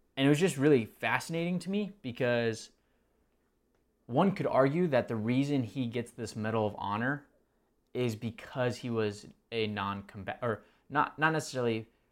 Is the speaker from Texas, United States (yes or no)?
yes; Texas, United States; now in Marietta, United States; I wasn't born um, in Texas, but grew up in Texas